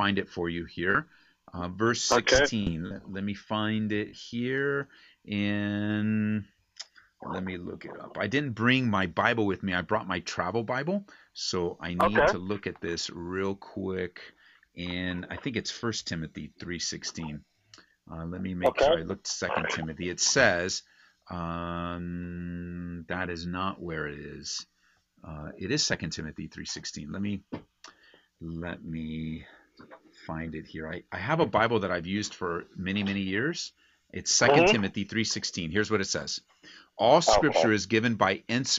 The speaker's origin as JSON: {"language": "English", "town": "Downey", "region": "California", "country": "United States", "tie": "born or raised there", "moved": "yes", "lives_now": "Aurora, United States", "said": "Downey, California is in the southeast part of Los Angeles County. This is my stomping grounds where I grew up"}